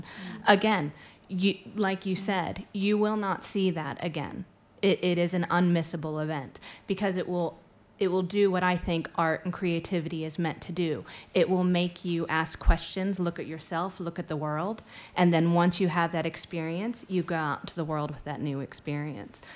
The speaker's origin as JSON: {"language": "English", "country": "United States", "moved": "as an adult", "said": "I'm American, um, though I've lived here for quite some time, and so I go between the two countries"}